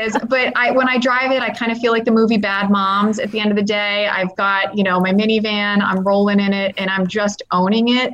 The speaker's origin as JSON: {"language": "English", "country": "United States", "said": "being an American"}